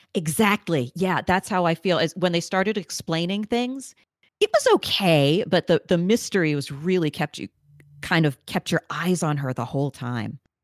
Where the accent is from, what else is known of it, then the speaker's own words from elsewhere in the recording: New York, United States; I'm a native New Yorker